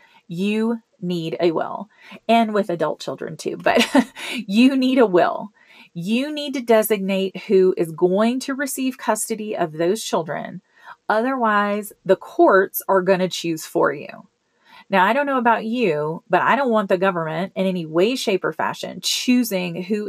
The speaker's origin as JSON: {"language": "English", "town": "Memphis", "region": "Tennessee", "country": "United States", "tie": "born or raised there", "moved": "yes", "lives_now": "Colorado, United States", "said": "my hometown in Memphis"}